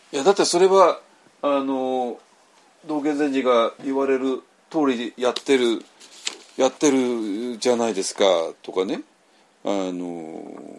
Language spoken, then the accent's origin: Japanese; Tokyo, Japan; 私はもうちょっと東京生まれの、東京育ちの人間なんで